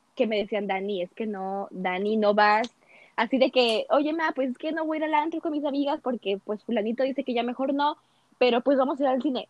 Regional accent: Mexico; hasta nosotras mismas como mexicanas

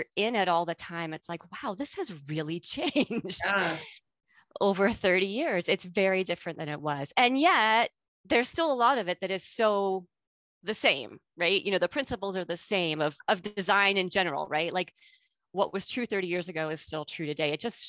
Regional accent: United States; moved away; So I am born and raised in the United States. A lot of people don't know that about me. I lost my accent when I came. So they don't know that, but that is where I grew up.

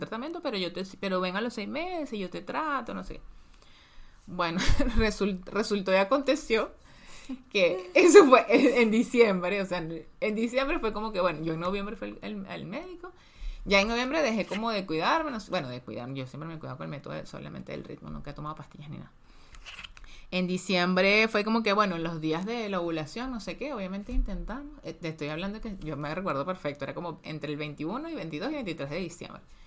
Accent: Petare, Miranda, Venezuela; nacimos en Petare, o sea, en la, en la zona más pobre, casi que de Venezuela

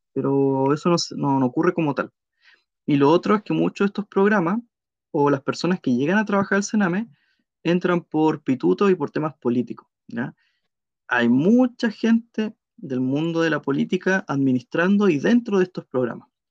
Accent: Puerto Montt, Los Lagos, Chile; yo soy de Puerto Montt, ahí me crié

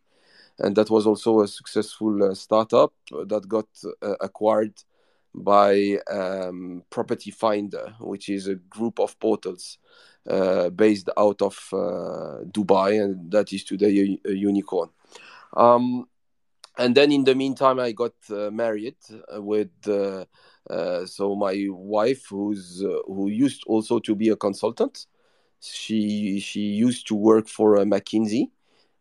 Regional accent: Rabat, Rabat-Salé-Kénitra, Morocco; also born or lived in Paris, France / New York, United States; now in Casablanca, Morocco; the person born and raised in Morocco, Rabat, which is the administrative capital

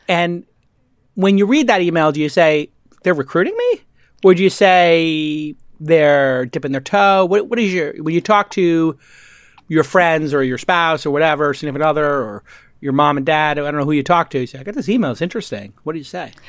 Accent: New York City, New York, United States; I was a kid from Brooklyn

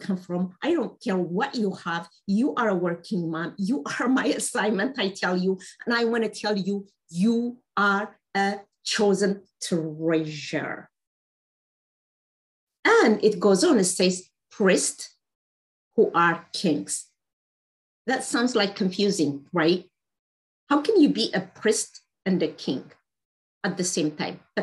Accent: Ethiopia; I happen to speak Amharic. I'm from Ethiopia.

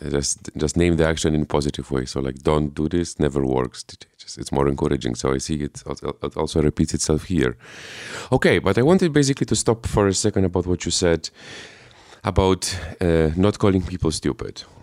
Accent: Poland; I am from Poland

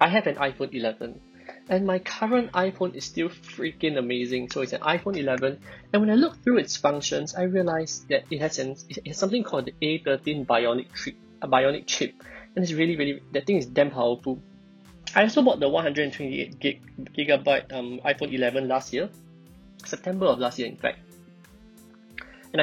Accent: Singapore; I'm a Singaporean, and I went the route of a normal primary school, secondary school, JC, local uni

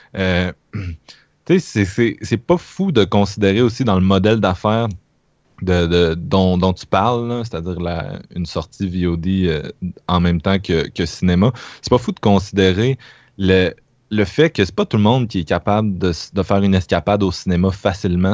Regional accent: Quebec City, Quebec, Canada; je viens de Québec

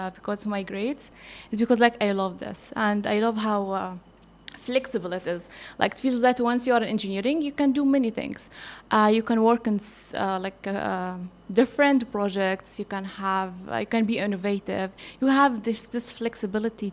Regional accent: Libya; now in Qatar; I'm from Libya

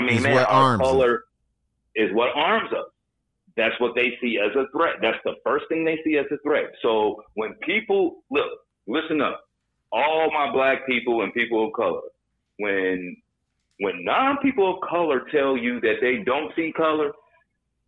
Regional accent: Chicago, Illinois, United States; moved away as an adult; now in Los Angeles, United States; growing up in Chicago when I first came to L.A.

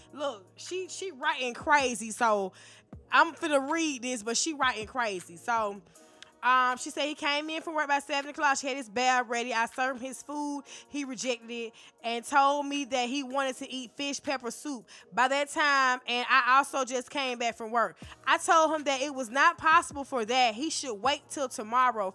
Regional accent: the South, United States; I'm from the South. They say we slow.

